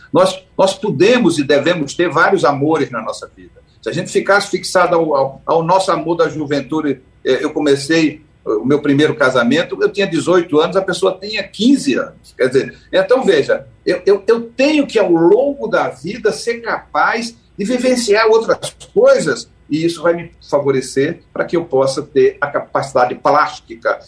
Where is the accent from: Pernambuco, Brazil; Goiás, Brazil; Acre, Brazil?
Pernambuco, Brazil; Caruaru; Eu sou de Caruaru, né? eu sou, nasci em Caruaru, mas meus pais são de Camusim de São Félix